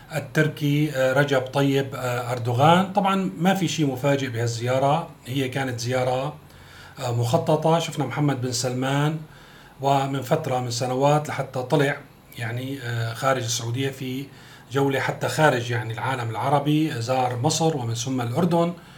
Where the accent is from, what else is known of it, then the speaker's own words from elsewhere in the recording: Syria; بالنسبه لنا كسوريين